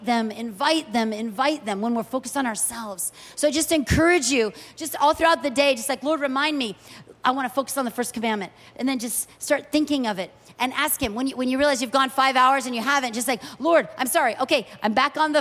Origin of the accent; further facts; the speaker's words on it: United States; moved away as an adult; also born or lived in Kuwait; as an American